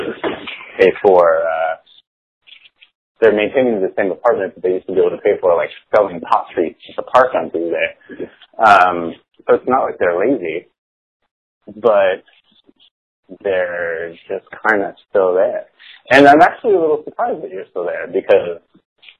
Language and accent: English; San Diego, California, United States; also born or lived in San Francisco; I grew up in San Diego